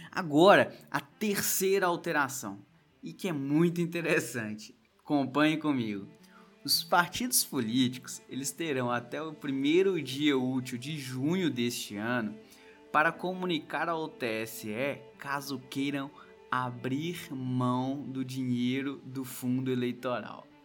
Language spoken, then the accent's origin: Portuguese; Coronel Fabriciano, Minas Gerais, Brazil; born there; now in Belo Horizonte, Brazil; a cidade onde eu nasci, Coronel Fabriciano, que tem cerca ali de 80 mil eleitores